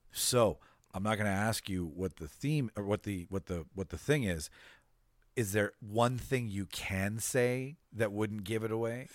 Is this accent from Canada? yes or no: yes; Winnipeg, Manitoba, Canada; It's about my hometown